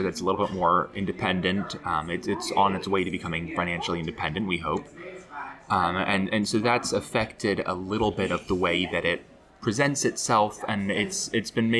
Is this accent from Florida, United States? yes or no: yes; Florida, United States; moved away as an adult; now in Chicago, United States; growing up in Florida, which had sort of eternal summer